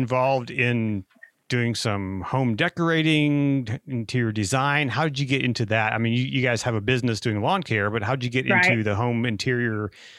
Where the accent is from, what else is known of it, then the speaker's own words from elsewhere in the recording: Ohio, United States; moved away; also born or lived in South Carolina; as my wife would call me, a damn Yankee, because I come from Ohio. And I moved to South Carolina and I stayed for a while.